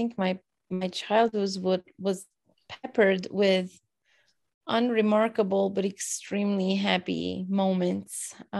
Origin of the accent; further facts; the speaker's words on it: Romania; moved away; in my experience growing up in Romania, at a time when we still had the four seasons, October was very rainy and drabby and gloomy and dark